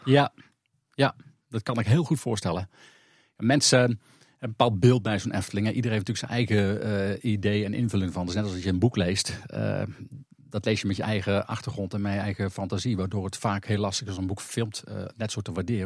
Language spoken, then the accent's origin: Dutch; North Brabant, Netherlands; also born or lived in Kop van Overijssel, Overijssel; Ik ben geboren in de Kop van Overijssel. En al op jonge leeftijd naar Brabant afgereisd